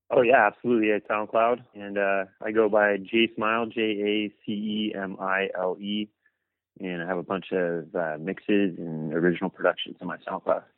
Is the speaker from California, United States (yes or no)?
yes; Los Angeles, California, United States; I grew up in the South Bay area of Los Angeles